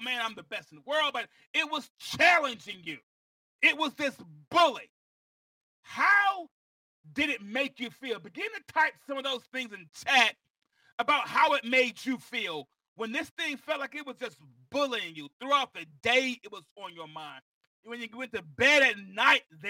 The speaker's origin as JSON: {"language": "English", "town": "Mount Vernon", "region": "New York", "country": "United States", "tie": "born or raised there", "said": "I was born in Mount Vernon, New York"}